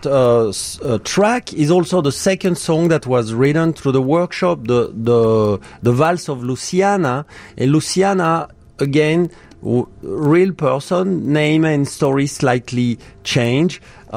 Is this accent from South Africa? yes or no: no; France; now in Chicago, United States; And I'm from France.